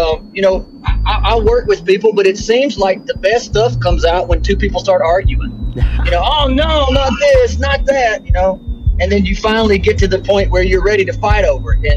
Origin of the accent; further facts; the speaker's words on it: Muscle Shoals, Alabama, United States; growing up in Muscle Shoals, Alabama